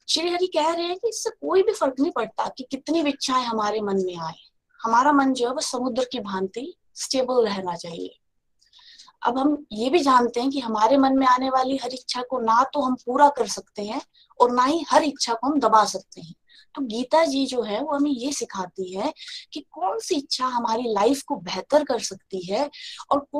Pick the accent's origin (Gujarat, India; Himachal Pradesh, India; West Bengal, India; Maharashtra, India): Himachal Pradesh, India; Chamba; now in Dibrugarh, India; और मैं चंबा हिमाचल प्रदेश से बिलोंग करती हूँ और अभी मैं डिब्रूगढ़ आसम से बोल रही हूँ